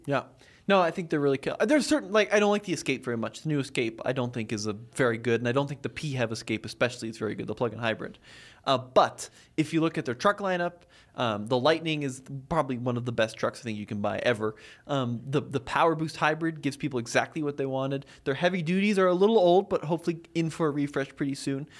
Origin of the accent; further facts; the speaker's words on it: United States; I'm an American in America